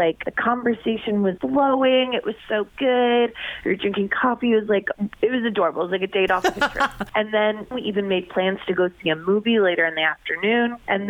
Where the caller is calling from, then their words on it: Fairborn, Ohio, United States; I'm calling from Fairborn.